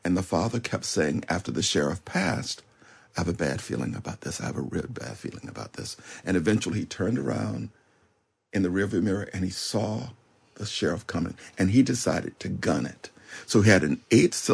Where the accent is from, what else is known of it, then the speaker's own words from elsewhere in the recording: Florida Panhandle, United States; the village where I grew up in the Florida Panhandle